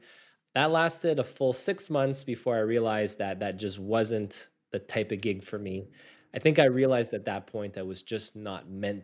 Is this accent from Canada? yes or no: yes; Montreal, Quebec, Canada; And I was born and raised here in Montreal, Canada